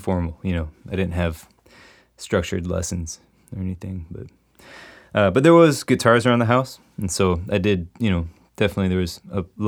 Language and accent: English; Chicago, Illinois, United States; I was in the city proper until I was about 12. So, and then we moved into the suburbs just outside of the city